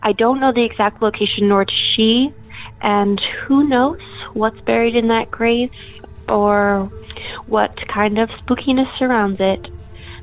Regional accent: Portland, Oregon, United States; I'm from Portland, Oregon.

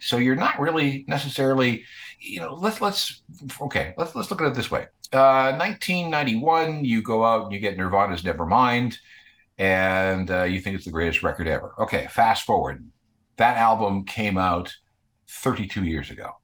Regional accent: Winnipeg, Manitoba, Canada; when I was growing up in Winnipeg

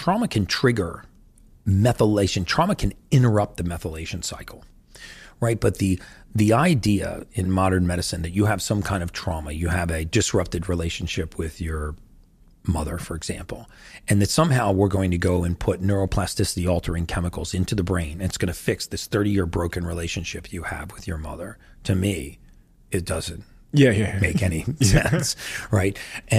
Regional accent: United States; I know you guys don't have Thanksgiving in the UK, but I'm from America.

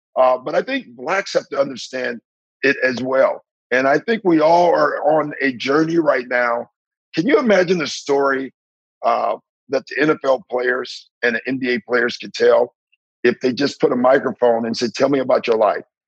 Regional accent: Maywood, Illinois, United States; moved away; I'm from Maywood, and I'm black

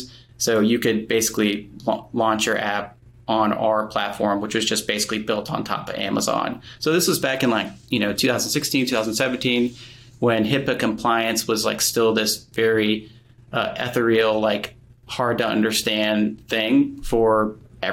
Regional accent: Atlanta, Georgia, United States; moved away as an adult; also born or lived in Murfreesboro, Tennessee; I grew up in Atlanta, Georgia.

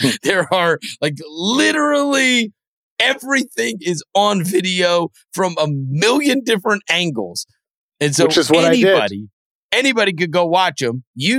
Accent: Memphis, Tennessee, United States; my hometown team, which was the Memphis Grizzlies

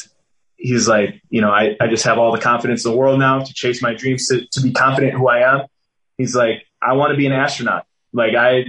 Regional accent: Green Bay, Wisconsin, United States; moved away as an adult; also born or lived in Oakland / Las Vegas; I was a mixed kid growing up in Green Bay, Wisconsin

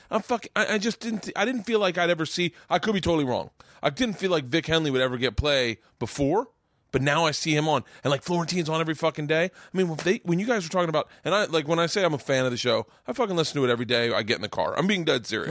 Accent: Tampa, Florida, United States; I grew up in Tampa

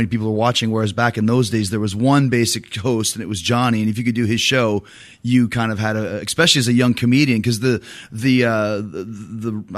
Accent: Canada; there's one thing about growing up in Canada. I mean, we all do have a real quirky sense of humor

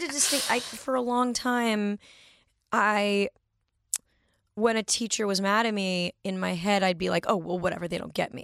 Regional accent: Manhattan Beach, California, United States; born or raised there

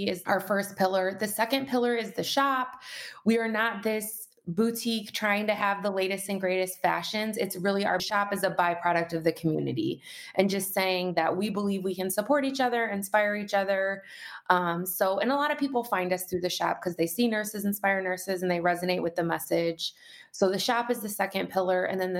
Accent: Detroit, Michigan, United States; moved away as an adult; also born or lived in Colorado; now in Michigan, United States; I grew up in the Detroit metro area

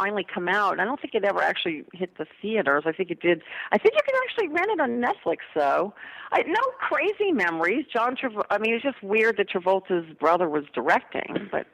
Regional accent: New Orleans, Louisiana, United States; moved away as an adult; now in Los Angeles, United States; growing up in New Orleans.

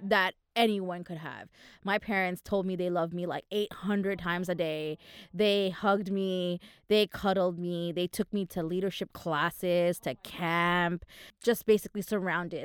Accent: Manama, Bahrain; moved away; I was born in Manama, in Bahrain.

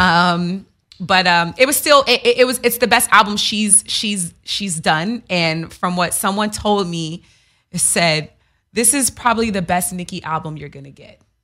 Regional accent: New York City, New York, United States; I'm from Queens

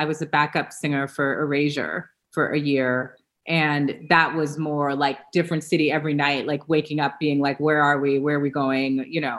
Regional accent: Los Angeles, California, United States; I am from Los Angeles, California, one of the rare birds that was born and raised here.

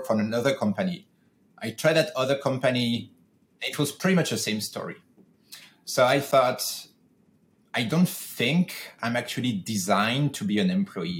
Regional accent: France; moved away as an adult; now in California, United States; I'm originally from France, and the job that I had that I'm talking about were in France. When I decided to go solo, I moved to the US

